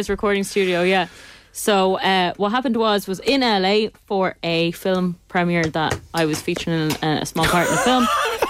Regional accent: Ireland; we were saying we're Irish

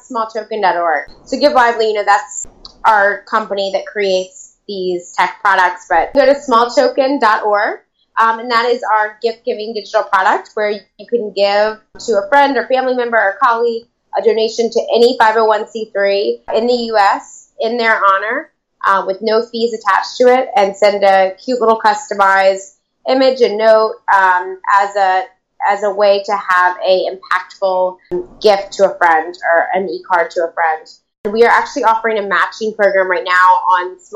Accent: the South, United States; now in New York, United States; I'm a transplant from the South

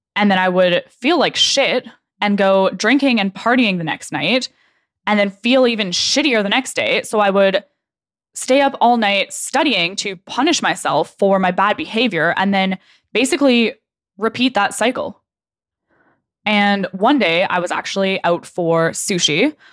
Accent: Okanagan, British Columbia, Canada; moved away as an adult; also born or lived in Lower Mainland, British Columbia; I grew up in the Okanagan

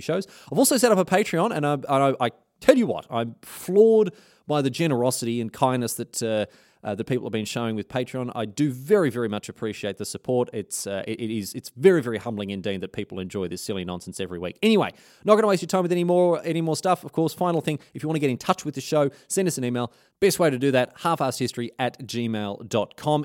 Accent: Australia; as an Australian

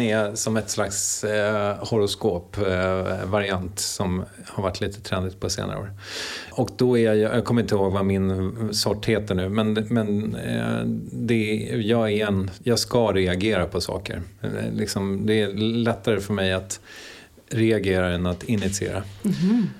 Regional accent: Strängnäs, Södermanland, Sweden; also born or lived in Eskilstuna; Född på sjukhuset i Eskilstuna 1974. Eh, och växte upp i Strängnäs.

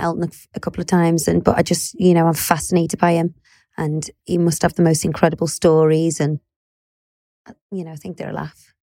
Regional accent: Liverpool, North West England, United Kingdom; accent: Scouse; I was dragged up in the heart of Liverpool. But I think we're both from, you know, good families and very normal backgrounds.

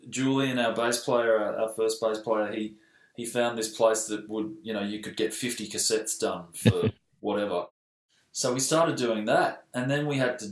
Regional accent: Mornington Peninsula, Victoria, Australia; now in Melbourne, Australia; I moved from the Mornington Peninsula kind of straight up to the city whilst I was actually still finishing high school

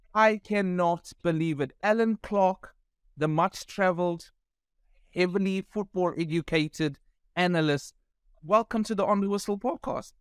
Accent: Pietermaritzburg, KwaZulu-Natal, South Africa; I speak Afrikaans and I'm from Pietermaritzburg.

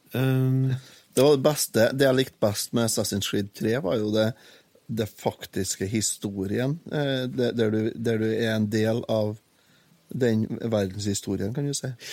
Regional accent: Trøndelag, Norway; jeg er jo trønder

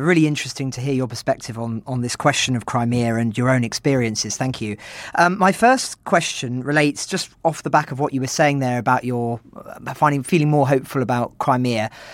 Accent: United Kingdom; as a British person

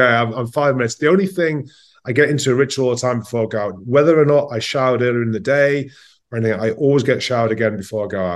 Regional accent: Newcastle upon Tyne, North East England, United Kingdom; now in Paris, France; I grew up in Newcastle, and it's football mad

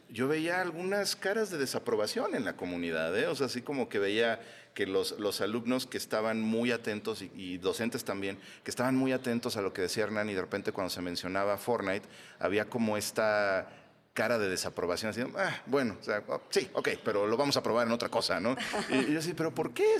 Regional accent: Mexico

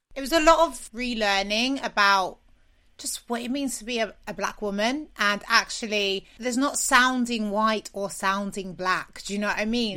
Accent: London, United Kingdom; I'm from South London

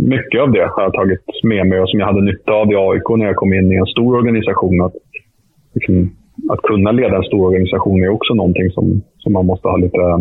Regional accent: Sweden; also born or lived in Stockholm; här hemma i Sverige

